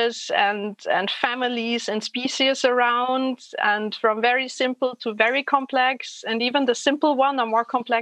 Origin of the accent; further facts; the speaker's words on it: Germany; moved away as an adult; now in Vienna, Austria; I grew up in a tiny little place somewhere in between Frankfurt and Würzburg.